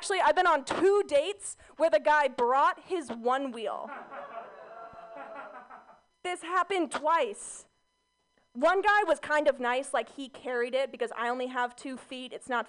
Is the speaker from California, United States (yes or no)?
yes; California, United States; My mom just convinced me that growing up in Orange County was dangerous.